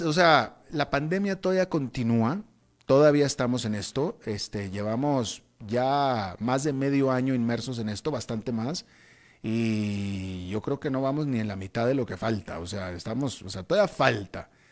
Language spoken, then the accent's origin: Spanish; Mexico; now in Costa Rica; yo que precisamente soy mexicano